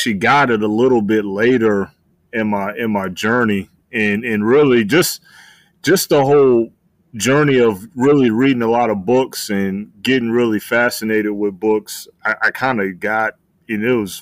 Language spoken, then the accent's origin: English; Tampa, Florida, United States; moved away as an adult; also born or lived in North Carolina; I was raised in Tampa, Florida